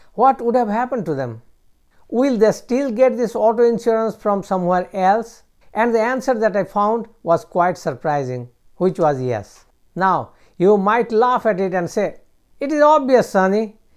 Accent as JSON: {"language": "English", "country": "United States"}